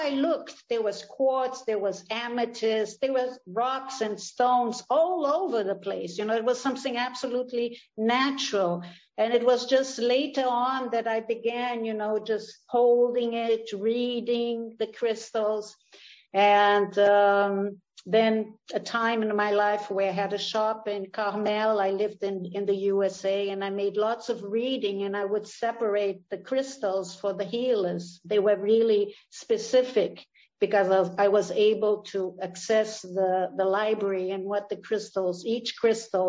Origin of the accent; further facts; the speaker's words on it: Saint-Jean-Cap-Ferrat, Provence-Alpes-Côte d'Azur, France; moved away as an adult; also born or lived in Rio de Janeiro, Brazil / Villefranche, France; now in Brazil; from the age of 6 to the age of 17, I lived in Saint-Jean-Cap-Ferrat in south of France.